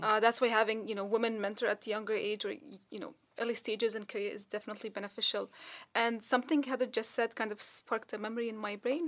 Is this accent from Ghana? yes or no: no; Dubai, United Arab Emirates; moved away; I grew up in Dubai